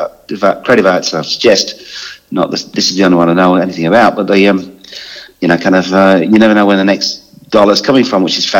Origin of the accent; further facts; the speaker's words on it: Scunthorpe, Yorkshire and the Humber, United Kingdom; also born or lived in Glasgow; now in Australia; I was born in Glasgow, but I was brought up in a place called Scunthorpe, which is a sort of Yorkshire, well, it's a Lincolnshire steel town.